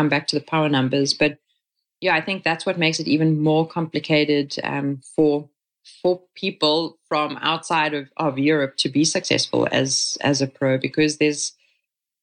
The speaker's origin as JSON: {"language": "English", "country": "South Africa", "tie": "born or raised there", "first_language": "English", "moved": "as an adult", "lives_now": "Catalonia, Spain", "said": "growing up in South Africa"}